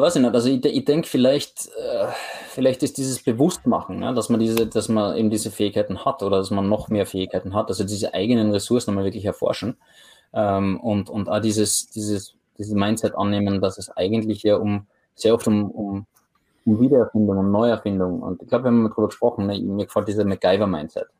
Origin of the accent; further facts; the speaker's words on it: Graz, Styria, Austria; moved away as an adult; now in Oslo, Norway; aus meiner Heimatstadt in, in Graz, in Österreich